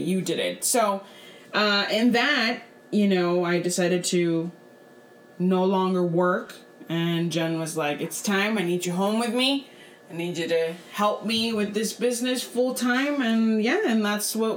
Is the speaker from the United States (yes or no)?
yes; Brownsville, Texas, United States; I was born and raised here in Brownsville. I've been here my whole life